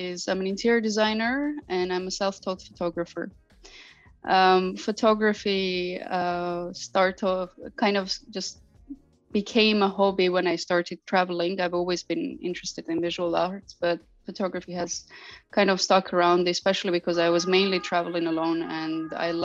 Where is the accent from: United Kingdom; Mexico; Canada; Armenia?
Armenia; moved away as an adult; also born or lived in United States / Asia / Middle East / Europe; now in Berlin, Germany; I'm originally Armenian. I grew up in Armenia